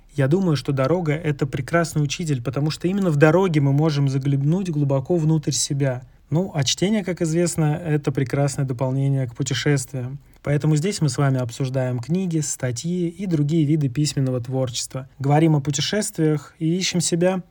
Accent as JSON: {"language": "Russian", "country": "Russia", "also_born_or_lived": "Kazakhstan / Turkey / Sri Lanka / Kyrgyzstan", "moved": "as an adult", "said": "Лично я сам уже больше года нахожусь не в России"}